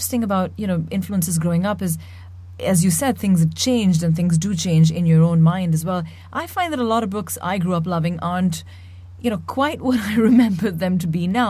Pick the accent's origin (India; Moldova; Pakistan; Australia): Pakistan; Karachi, Sindh; I read it as a child growing up in Karachi